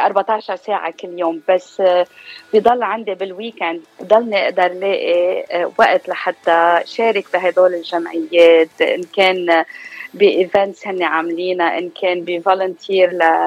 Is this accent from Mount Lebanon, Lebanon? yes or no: no; Beirut, Beirut Governorate, Lebanon; accent: Lebanese; moved away as an adult; also born or lived in United States; now in Southern California, United States; أنا من لبنان من بيروت آه، صار لي بأمريكا 18 سنة